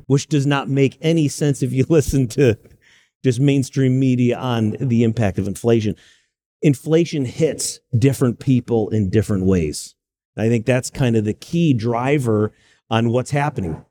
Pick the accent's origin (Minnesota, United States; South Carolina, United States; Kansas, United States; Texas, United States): South Carolina, United States; Greenville; moved away as an adult; also born or lived in New York / Silicon Valley, California; now in Charlotte, United States; I was born in New York. I referenced my grandmother, Buffalo. But I grew up in Greenville, South Carolina